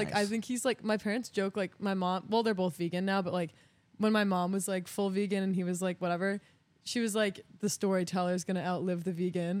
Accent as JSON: {"language": "English", "town": "Hopkinton", "region": "Massachusetts", "country": "United States", "moved": "yes", "said": "I'm from Massachusetts. I'm from a town called Hopkinton."}